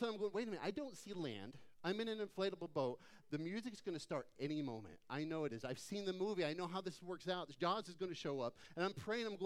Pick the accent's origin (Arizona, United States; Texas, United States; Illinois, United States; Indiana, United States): Arizona, United States; Phoenix; moved away; I grew up in Phoenix